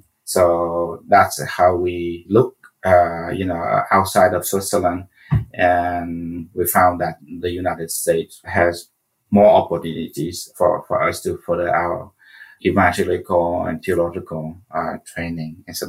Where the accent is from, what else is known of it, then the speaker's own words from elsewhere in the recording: Central Vietnam, Vietnam; I was born in Vietnam, as my name suggests, during the Vietnam War.